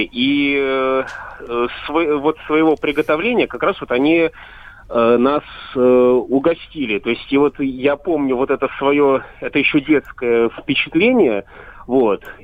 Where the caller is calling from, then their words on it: Moscow Oblast, Russia; Э, я из Московской области.